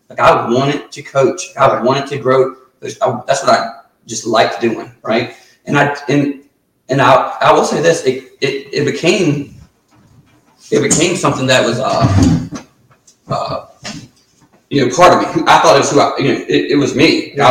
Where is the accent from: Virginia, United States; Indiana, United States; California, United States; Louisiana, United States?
Virginia, United States; Surry County; I'm from Surrey